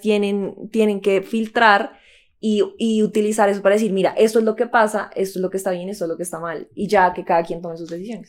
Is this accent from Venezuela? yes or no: no; Colombia; como colombianos sabemos